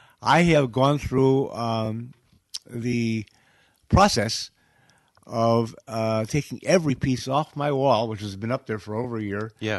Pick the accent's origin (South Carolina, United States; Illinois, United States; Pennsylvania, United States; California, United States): Illinois, United States; Chicago; I'm from Chicago.